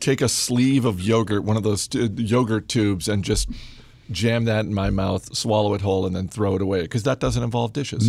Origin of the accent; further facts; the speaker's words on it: Maine, United States; moved away; also born or lived in Massachusetts; I'm from Maine